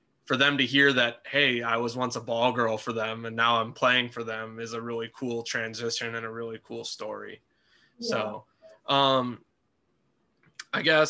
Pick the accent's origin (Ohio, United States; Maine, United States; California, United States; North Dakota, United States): North Dakota, United States; moved away; when I was younger, I grew up in North Dakota